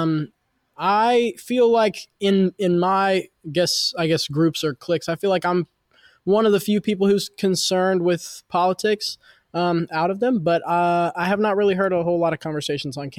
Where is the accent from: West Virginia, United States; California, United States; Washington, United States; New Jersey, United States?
West Virginia, United States; Charleston; I'm from Charleston, West Virginia, born and raised.